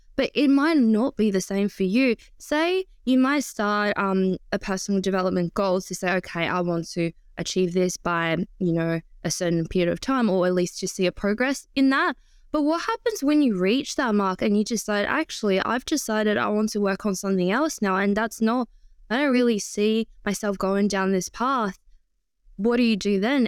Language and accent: English; Shanghai, China; moved away; I was born in Shanghai, and it's a very, very busy city